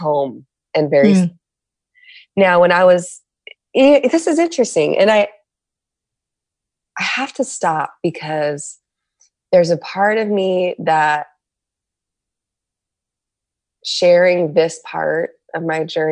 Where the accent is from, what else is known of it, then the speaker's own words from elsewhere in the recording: San Diego, California, United States; I'm from San Diego.